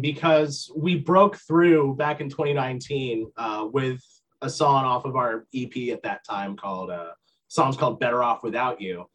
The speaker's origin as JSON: {"language": "English", "region": "Vermont", "country": "United States", "tie": "born or raised there", "also_born_or_lived": "Boston", "moved": "as an adult", "said": "I grew up in Vermont"}